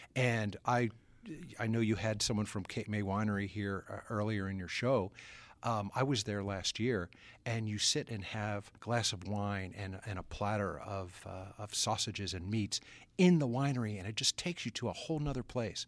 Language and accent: English; Atlantic City, New Jersey, United States; growing up as a kid in the Atlantic City area